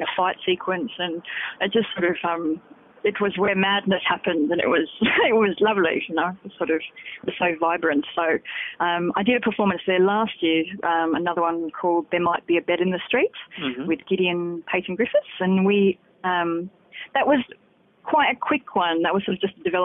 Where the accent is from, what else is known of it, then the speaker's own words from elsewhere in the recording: Sydney, New South Wales, Australia; also born or lived in Brisbane; I'm from Sydney originally